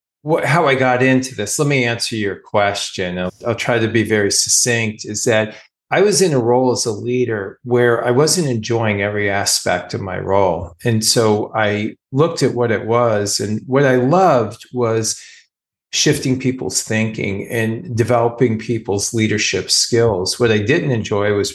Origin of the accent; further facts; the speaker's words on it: California, United States; now in Philadelphia area, United States; I'm from California